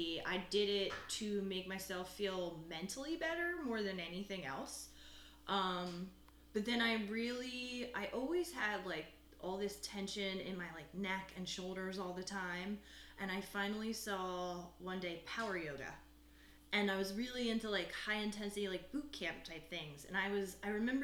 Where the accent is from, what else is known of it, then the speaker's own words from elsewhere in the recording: Eagleville, Pennsylvania, United States; I'm from Eagleville, PA. Went to Methacton High School